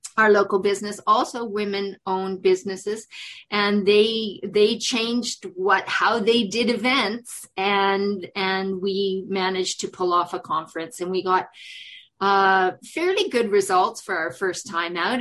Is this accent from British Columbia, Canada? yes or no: yes; Prince George, British Columbia, Canada; moved away as an adult; also born or lived in South Africa; when I came back to Canada, I had to come back to my hometown and and and be amongst my family